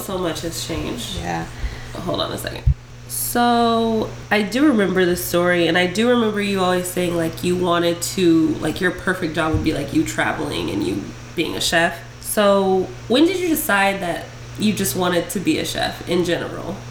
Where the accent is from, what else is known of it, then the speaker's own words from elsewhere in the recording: Las Vegas, Nevada, United States; also born or lived in Ohio; I'm from Vegas